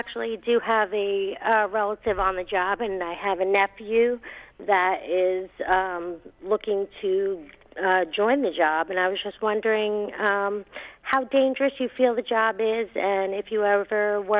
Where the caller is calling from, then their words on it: New York, United States; I'm calling from New York